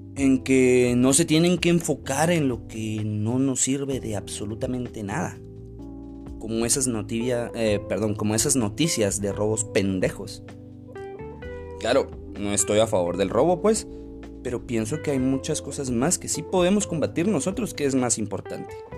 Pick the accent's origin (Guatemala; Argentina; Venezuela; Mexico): Guatemala; como guatemaltecos